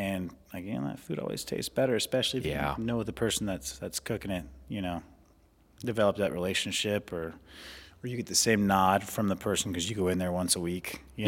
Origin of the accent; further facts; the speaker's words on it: McCook, Nebraska, United States; most of the time I say I'm from McCook and people are like, where's that? I'm like, Southwest Nebraska.